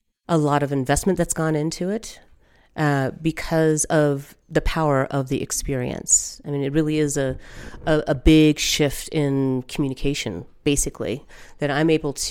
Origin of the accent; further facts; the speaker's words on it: Denver, Colorado, United States; I grew up in Denver, and I'm half Puerto Rican, half Creole